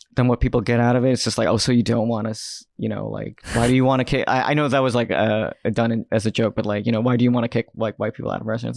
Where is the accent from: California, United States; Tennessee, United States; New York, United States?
New York, United States; New York City; I grew up I grew up in Queens